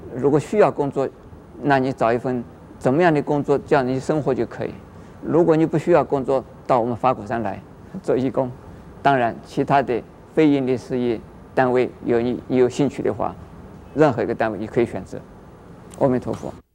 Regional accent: Taiwan; 我们台湾人

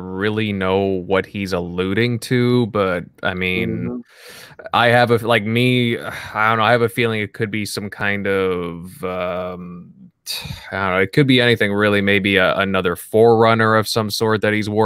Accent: Canada; I'm Canadian

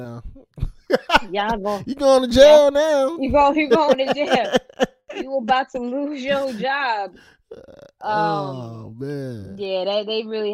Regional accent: New York, United States; I'm a New Yorker through and through

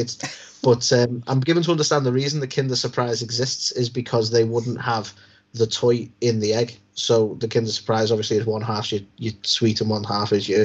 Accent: United Kingdom; we're British

